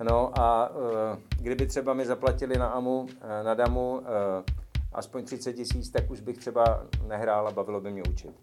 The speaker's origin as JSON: {"language": "Czech", "region": "Moravia", "country": "Czechia", "moved": "yes", "lives_now": "Prague, Czech Republic", "said": "já jsem z Moravy, tam jsem vlastně, dokud jsem žil mimo Prahu"}